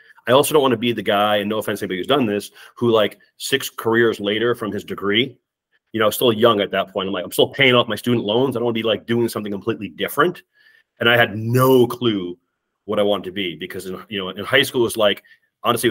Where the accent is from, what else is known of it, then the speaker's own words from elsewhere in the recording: Long Island, New York, United States; moved away as an adult; also born or lived in Connecticut / Northern Virginia; now in Minnesota, United States; I'm actually from Long Island, New York